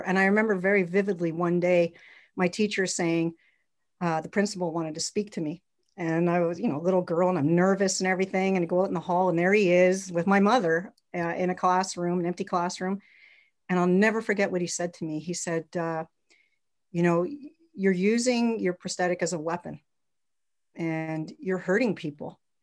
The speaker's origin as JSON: {"language": "English", "town": "Montreal", "region": "Quebec", "country": "Canada", "tie": "born or raised there", "said": "I grew up in Montreal, Quebec"}